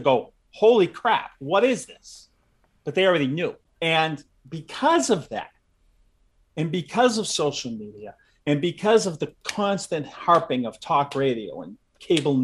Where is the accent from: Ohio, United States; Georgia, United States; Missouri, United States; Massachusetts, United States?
Massachusetts, United States; also born or lived in Southern California; I live in Massachusetts. I grew up in Massachusetts.